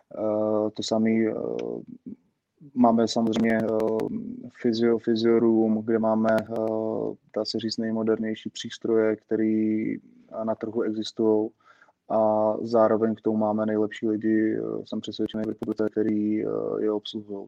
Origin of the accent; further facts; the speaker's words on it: Prague, Czechia; jsem z Břevnova, tak vlastně jsme s jedním z členů z okolností Area 114 Pavlem Sobojou, kterým jsem byl vlastně spolužák eh, na základní škole